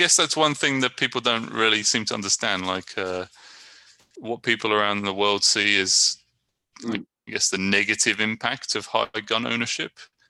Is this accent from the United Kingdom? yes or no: yes; Brighton, South East England, United Kingdom; moved away as an adult; now in San Leandro, United States; I'm from Brighton, England, and I'm living in San Leandro, California.